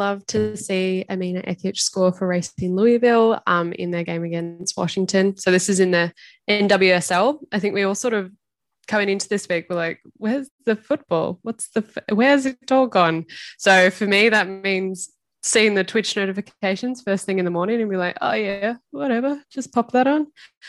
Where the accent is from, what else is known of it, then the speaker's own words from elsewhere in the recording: Australia; as an Australian viewer who is not used to such things